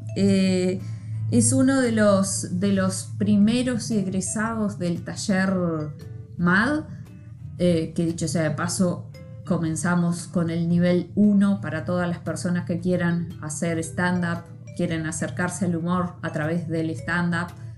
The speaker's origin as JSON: {"language": "Spanish", "town": "Libertad", "region": "San José", "country": "Uruguay", "said": "yo soy de Libertad, San José"}